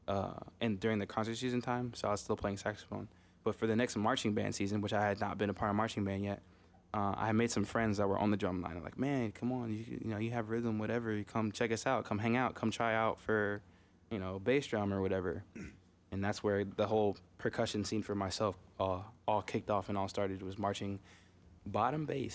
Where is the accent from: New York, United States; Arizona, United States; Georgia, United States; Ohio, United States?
Georgia, United States; Marietta; moved away; also born or lived in Fremont, California / Lake Charles, Louisiana; we ended up moving to Marietta, Georgia. Or Kennesaw, Georgia, excuse me. And then Marietta, Georgia after that. But that's where I spent my childhood years